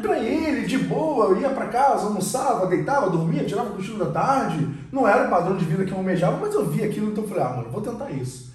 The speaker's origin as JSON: {"language": "Portuguese", "region": "Rio de Janeiro", "country": "Brazil", "said": "a gente é do Rio"}